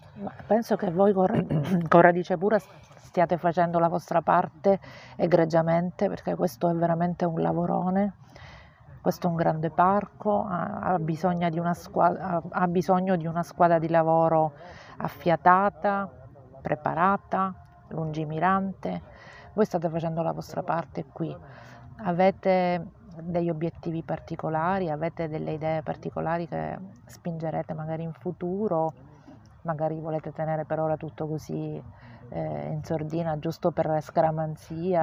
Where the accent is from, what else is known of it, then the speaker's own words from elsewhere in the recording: Sicily, Italy; come siciliana, proprio sono orgogliosissima di essere siciliana